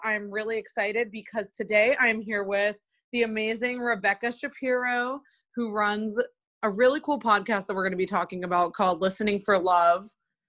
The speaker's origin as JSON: {"language": "English", "region": "Maryland", "country": "United States", "moved": "as an adult", "lives_now": "Los Angeles, United States", "said": "because I'm Jewish and I'm from Maryland."}